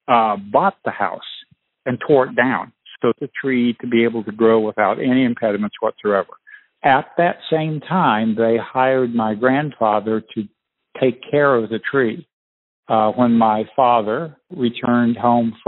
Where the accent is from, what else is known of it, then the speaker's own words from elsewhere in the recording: Peoria, Illinois, United States; I was born in Peoria, Illinois